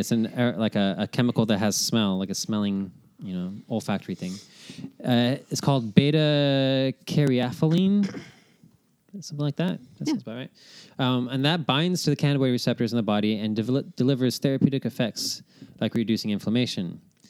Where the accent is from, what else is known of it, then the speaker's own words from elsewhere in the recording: Portland, Oregon, United States; I am from Portland.